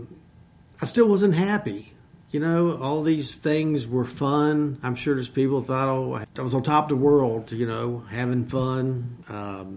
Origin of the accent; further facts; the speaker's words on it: Harrisonburg, Virginia, United States; I'm from the Shenandoah Valley. I was born here at RMH. Grew up most of my life on a farm.